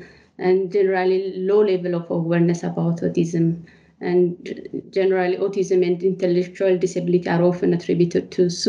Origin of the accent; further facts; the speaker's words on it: Ethiopia; moved away as an adult; now in United Kingdom; Originally, I'm from Ethiopia, but I have lived in the UK for the last 10 years.